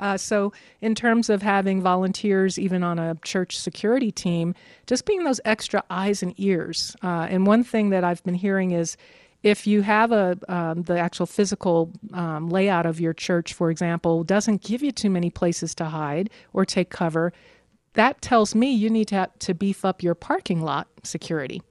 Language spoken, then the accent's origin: English; New York, United States; also born or lived in the South (US); now in Denver, United States; I grew up in New York